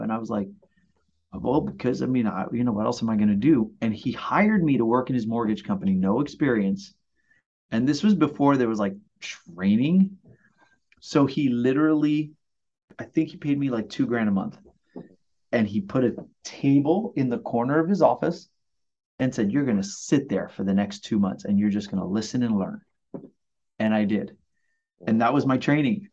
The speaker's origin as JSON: {"language": "English", "town": "New York City", "region": "New York", "country": "United States", "tie": "born or raised there", "also_born_or_lived": "Puerto Rico", "moved": "as an adult", "lives_now": "Long Beach, United States", "said": "I was born in Puerto Rico, grew up in Brooklyn, and uh, worked for Disney back in the late '90s. And they sent me here to work"}